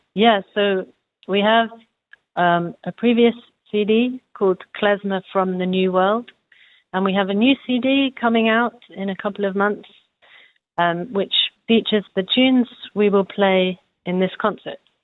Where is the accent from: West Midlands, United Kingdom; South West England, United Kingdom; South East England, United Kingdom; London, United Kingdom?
London, United Kingdom; moved away as an adult; now in Hanover, Germany; I come from London in England.